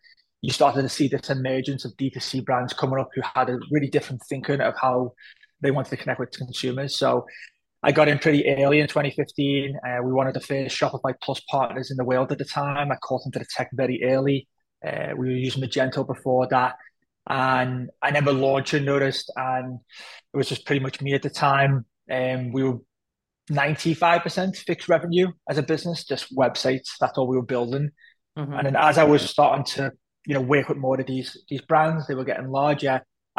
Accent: Liverpool, North West England, United Kingdom; So I grew up in a very, I would say isolated neighborhood where we were. My dad is Pakistani, my mom was British, my mom was from Liverpool.

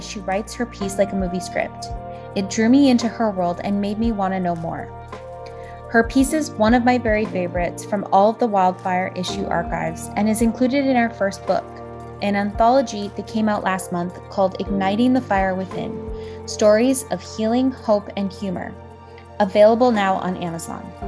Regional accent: Toronto, Ontario, Canada; living in Toronto, Canada, which is my hometown

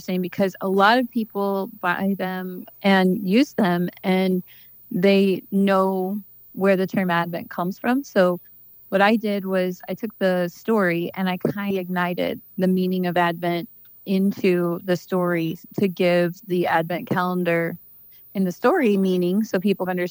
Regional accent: Washington, Missouri, United States; I grew up in Washington, Missouri, and I live there now and with my kids

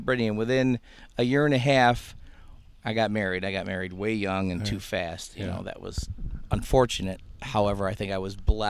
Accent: Greece, New York, United States; moved away as an adult; also born or lived in California / Canandaigua, New York; I wanted to get out of where I was raised in. I was born in California. My father got a job at Kodak 6 months after he got out of the Air Force. So we moved out to Canandaigua. That was too much of a truck from there to Ridge Road, where at the Kodak Park there. Mm-hmm. And then we moved to Greece, and I was raised there all my life

